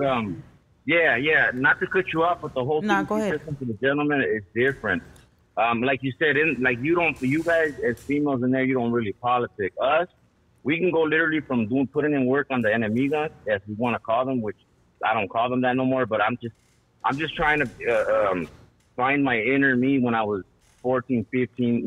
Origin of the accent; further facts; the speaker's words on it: Los Angeles, California, United States; I grew up in Ramona Gardens